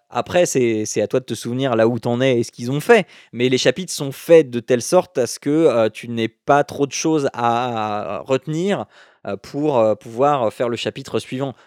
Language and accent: French; Picardy, Hauts-de-France, France; je viens de Picardie